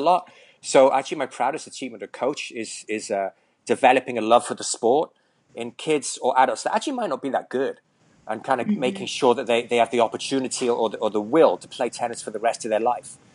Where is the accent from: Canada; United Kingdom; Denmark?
United Kingdom; Llantwit Major, Wales; moved away as an adult; also born or lived in Hilton Head Island, South Carolina / Hong Kong / Vietnam; now in United States; I'm originally from Wales, from a huge town called Llantwit Major. I'm actually just kidding there. It's got a population of about 7,000. So I grew up in Wales